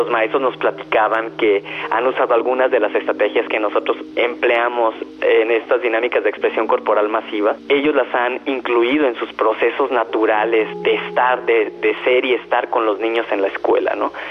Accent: Mexico; eso es algo invaluable para mí, por ejemplo, como mexicano

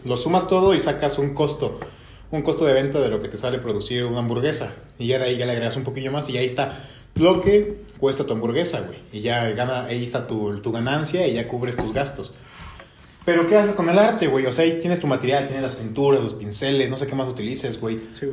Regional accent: Mexico

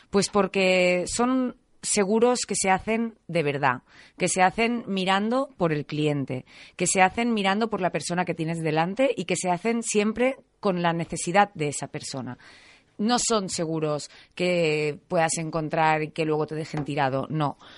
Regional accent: Catalonia, Spain; Soy catalana

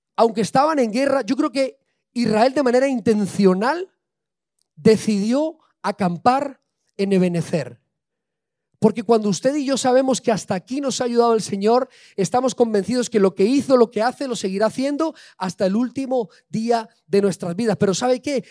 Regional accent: Spain; yo soy español

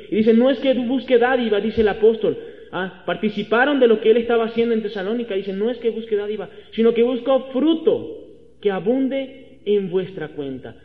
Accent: Venezuela; moved away as an adult; now in Mexico; Acá en México soy un extranjero soy venezolano

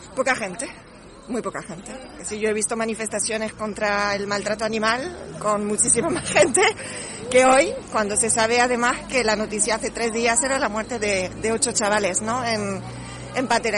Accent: France; now in Lanzarote, Spain; soy francesa

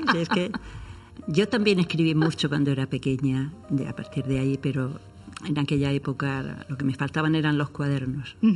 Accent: Puerto Lumbreras, Region of Murcia, Spain; en mi pueblo, en mi puerto Lumbreras

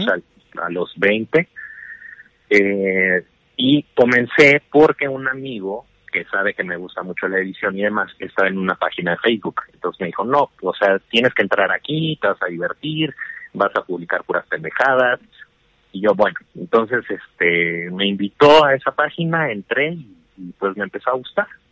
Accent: Chihuahua, Mexico; yo soy de Chihuahua

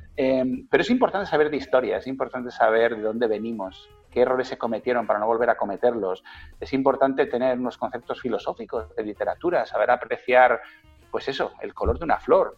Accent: Spain; moved away as an adult; also born or lived in Hong Kong / London; en Europa, eh, que es de donde somos originarios

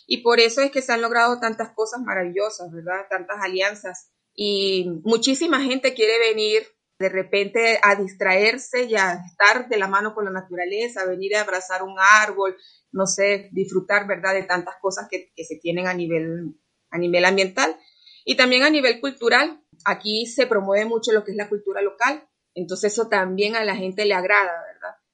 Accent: Venezuela; now in Costa Rica; efectivamente soy venezolana, pero de verdad que aquí me he sentido como en casa

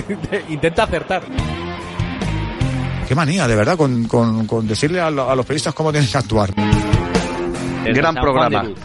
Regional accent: Madrid, Community of Madrid, Spain; Muchas veces vendemos mierda. Yo soy de Madrid.

